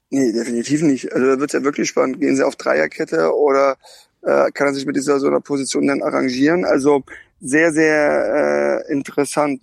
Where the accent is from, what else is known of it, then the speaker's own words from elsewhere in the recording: Karlsruhe, Baden-Württemberg, Germany; moved away; ich bin gerade in Karlsruhe in meiner alten Heimat